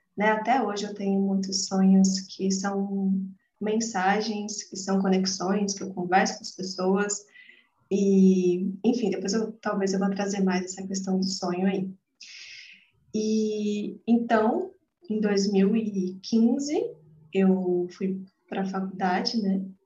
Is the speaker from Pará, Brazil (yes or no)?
no; Atibaia, São Paulo, Brazil; eu nasci aqui em Atibaia, atualmente eu moro aqui também, em São Paulo, interior de São Paulo.